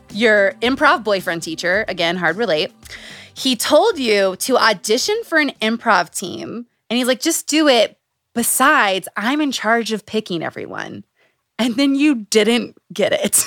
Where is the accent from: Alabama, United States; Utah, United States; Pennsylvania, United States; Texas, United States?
Utah, United States; Growing up in Utah